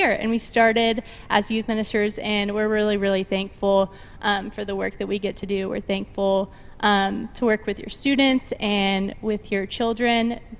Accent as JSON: {"language": "English", "town": "Nashville", "region": "Tennessee", "country": "United States", "moved": "as an adult", "said": "We are both from the Nashville area, from Middle Tennessee. We both went to Lipscomb University in Nashville"}